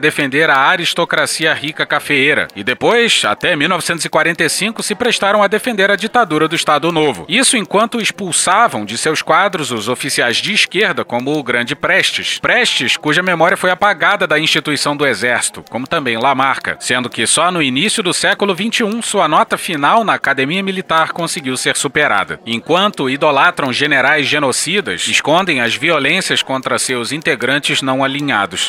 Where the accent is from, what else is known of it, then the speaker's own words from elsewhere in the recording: Rio de Janeiro, Brazil; eu sou carioca